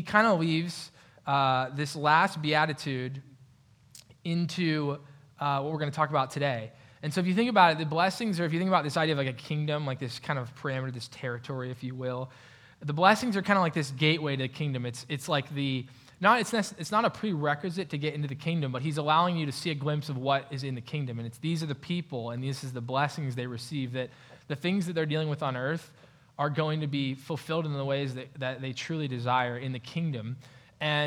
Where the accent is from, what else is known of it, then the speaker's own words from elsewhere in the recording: Pennsylvania, United States; now in Grandview, Ohio, United States; Pennsylvania, my hometown